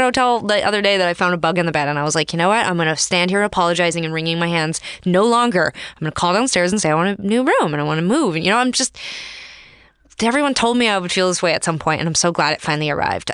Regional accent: Calgary, Alberta, Canada; I grew up in Calgary, Alberta.

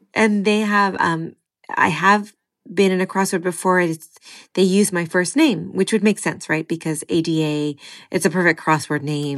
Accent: California, United States; born and raised in California

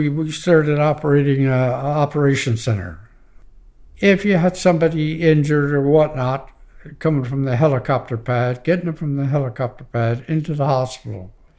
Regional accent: Glace Bay, Nova Scotia, Canada; I'm from Glacier, Nova Scotia.

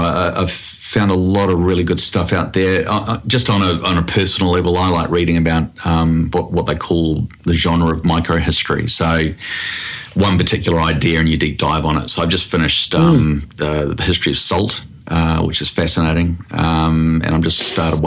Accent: New Zealand; now in Australia; I am from New Zealand originally

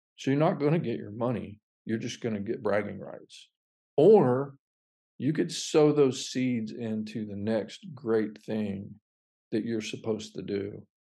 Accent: Fort Pierce, Florida, United States; moved away as an adult; also born or lived in North Alabama; now in The Woodlands, United States; that city, Fort Pierce, Florida, was it's just a small citrus town

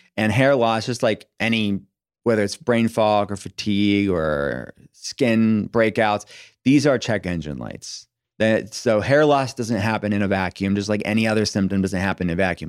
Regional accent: United States; I'm an American

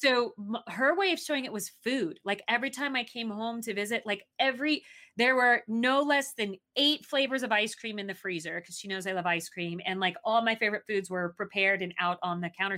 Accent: Arizona, United States; moved away; also born or lived in Southeast Asia; I grew up in Arizona

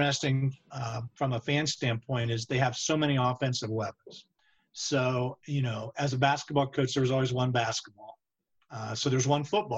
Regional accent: Wapakoneta, Ohio, United States; I grew up in Wapakoneta, Ohio, Northwestern right. Ohio

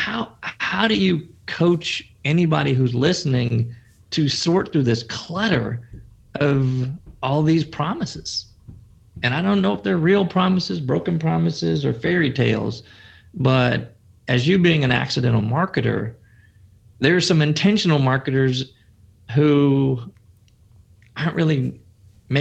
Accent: Chicago, Illinois, United States; I come from the Windy City, Chicago

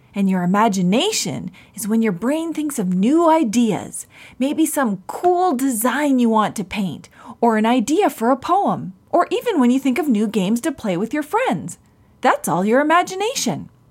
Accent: Canada; I'm from the Mi'kmaq Nation

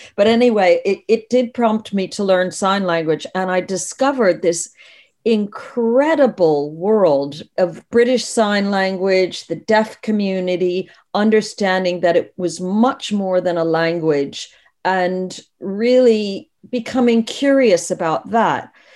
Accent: United States; now in United Kingdom; I'm originally American. I've lived in the U K for forty-two years now.

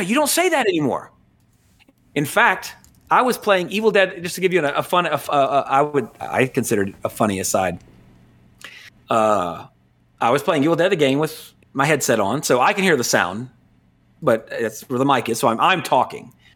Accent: United States; as an American

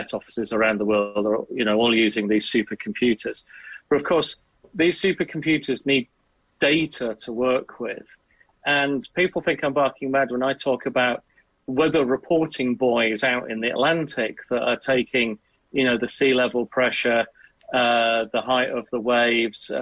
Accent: Southwest Wales, United Kingdom; I grew up in Southwest Wales

